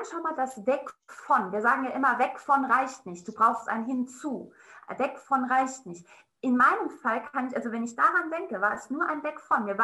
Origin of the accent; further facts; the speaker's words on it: Saarland, Germany; Jetzt ist es raus, ich bin aus dem Saarland.